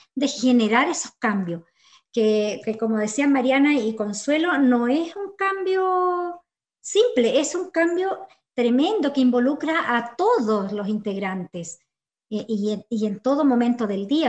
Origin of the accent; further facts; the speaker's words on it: Chile; Como sociedad chilena